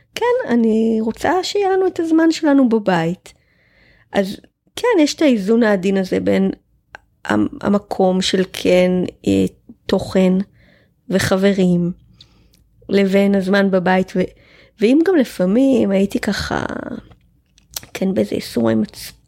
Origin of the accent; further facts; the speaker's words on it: Israel; אני קיבוצניקית, גדלתי בלינה משותפת